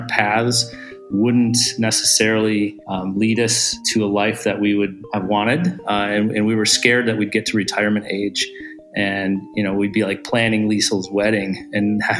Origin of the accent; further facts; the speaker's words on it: Michigan, United States; moved away as an adult; also born or lived in San Francisco; we're both originally from Michigan. We've been married and have been living in San Francisco for about 10 years